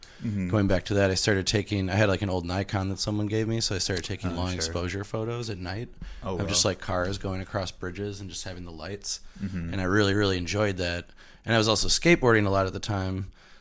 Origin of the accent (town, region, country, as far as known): Milwaukee, Wisconsin, United States; born or raised there